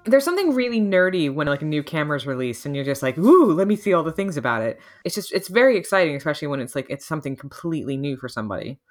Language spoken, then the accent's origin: English; United States; even as an American